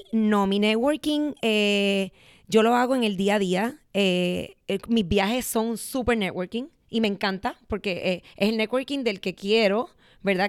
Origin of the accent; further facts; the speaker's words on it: Puerto Rico; soy de Puerto Rico